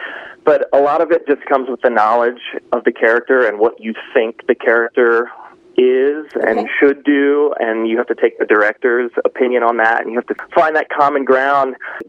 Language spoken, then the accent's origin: English; Ohio, United States; I grew up in Ohio